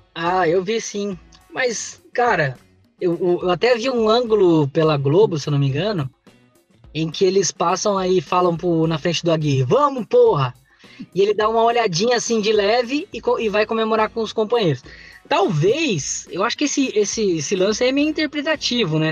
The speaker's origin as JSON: {"language": "Portuguese", "region": "São Paulo", "country": "Brazil", "moved": "yes", "lives_now": "Paraná, Brazil", "said": "eu sou paulista, mas moro no Paraná há vinte anos"}